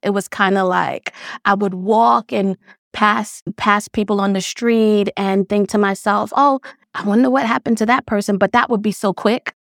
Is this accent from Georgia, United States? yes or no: no; New York City, New York, United States; also born or lived in Grenada; I grew up in Brownsville, Brooklyn